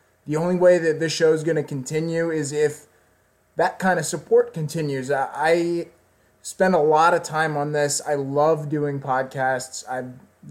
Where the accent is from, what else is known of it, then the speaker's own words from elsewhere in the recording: Washington, District of Columbia, United States; moved away; live from Washington, D.C., my hometown.